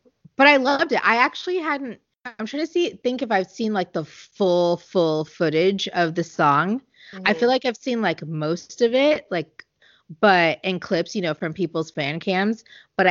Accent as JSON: {"language": "English", "country": "United States", "said": "I'm an American"}